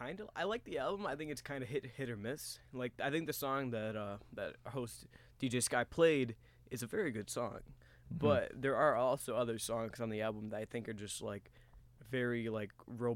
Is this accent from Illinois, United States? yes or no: yes; Oak Lawn, Illinois, United States; also from the south side of the suburbs, and I'll be here representing my hometown, Oaklawn.